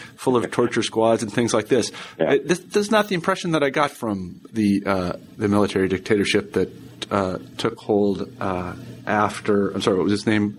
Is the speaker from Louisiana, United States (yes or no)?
no; Kansas, United States; I'm from Kansas